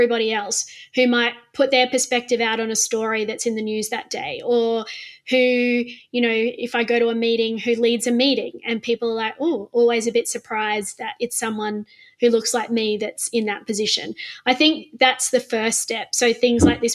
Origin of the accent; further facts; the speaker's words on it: Queensland, Australia; as a Queenslander